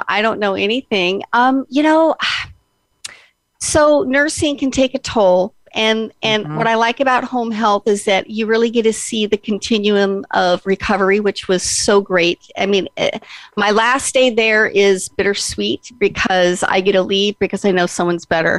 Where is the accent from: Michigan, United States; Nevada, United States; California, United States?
Nevada, United States; Las Vegas; moved away as an adult; now in Oregon, United States; I was born and raised in Las Vegas